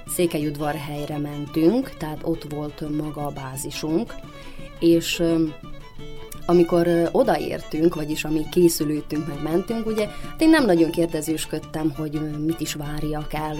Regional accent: Banat, Vojvodina, Serbia; én a Bánátban nőttem föl

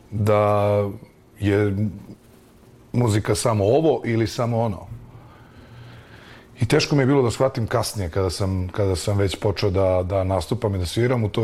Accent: Zaječar, Zaječar District, Serbia; moved away; u mom rodnom gradu, Zaječaru

